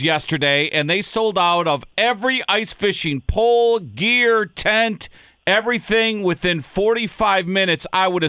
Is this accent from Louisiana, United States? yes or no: no; Minnesota, United States; now in Ohio, United States; I grew up in Minnesota where the lakes are 50 feet deep.